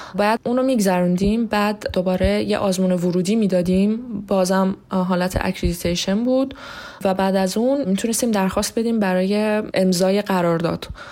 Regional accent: Iran; moved away as an adult; now in Moscow, Russia; من توی ایران به دنیا آمدم توی ایران بزرگ شدم

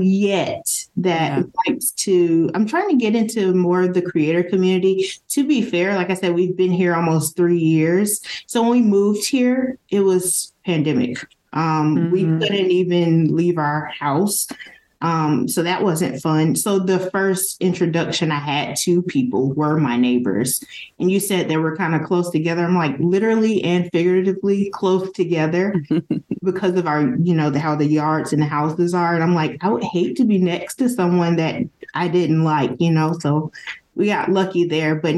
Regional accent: the South, United States; now in Las Vegas, United States; I'm from the South.

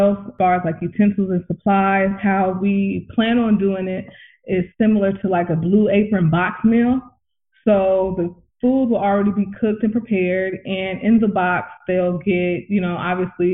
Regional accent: California, United States; now in Atlanta, United States; I'm originally from California

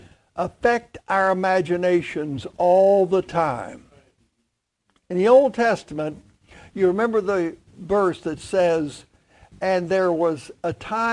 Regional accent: Clay County, West Virginia, United States; moved away; Clay County, very poor county

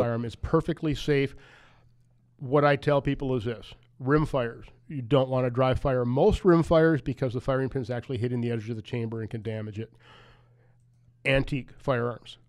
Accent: United States; I grew up in Wapaka County

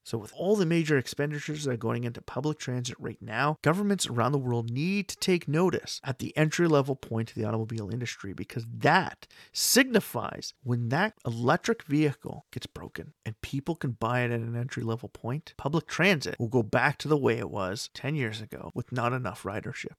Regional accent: Canada; my home country of Canada

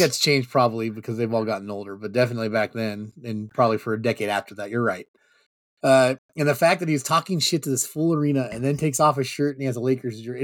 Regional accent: Sacramento, California, United States; I'm from Sacramento

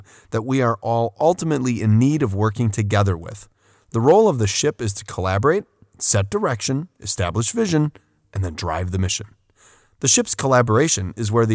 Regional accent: Port Washington, Wisconsin, United States; a city overlooking Lake Michigan, my hometown of Port Washington.

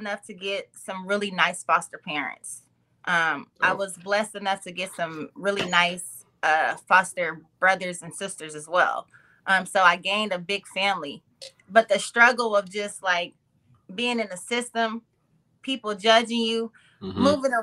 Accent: Oklahoma, United States; first language English; moved away as an adult; now in Bay Area, United States; I'm from a little town called Shakota, Oklahoma

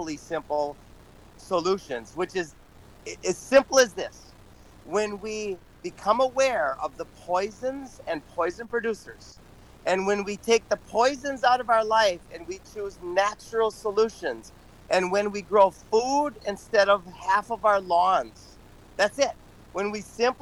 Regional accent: Minnesota, United States; moved away as an adult; also born or lived in Hawaii; now in Central Florida, United States; I grew up in Minnesota

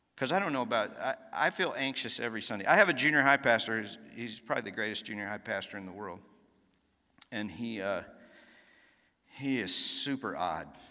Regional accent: Dallas, Texas, United States; also born or lived in Nacogdoches, Texas; I grew up in Dallas, Texas, so not too far from here. Uh, spent a few years in, uh, East Texas in a little town called Nacogdoches, Texas, and, uh, came back to Dallas, graduated high school

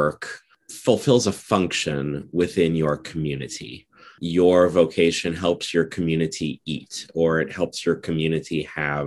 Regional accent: Nebraska, United States; I'm from Nebraska, which is in the Great Plains region of the United States.

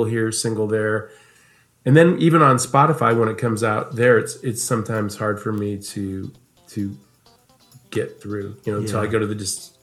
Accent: Omaha, Nebraska, United States; also born or lived in Dallas; now in Los Angeles, United States; I grew up in Nebraska, in Omaha.

